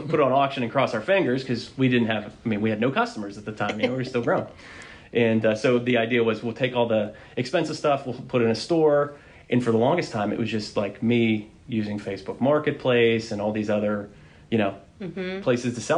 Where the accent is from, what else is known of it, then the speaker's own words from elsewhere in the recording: Pittsburgh, Pennsylvania, United States; I grew up, I went to West Allegheny High School.